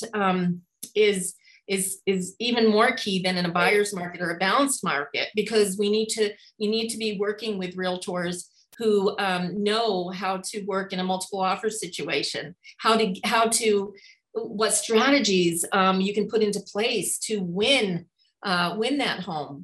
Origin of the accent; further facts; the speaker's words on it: New York, United States; also born or lived in Hawaii; now in Spokane, United States; I'm from New York originally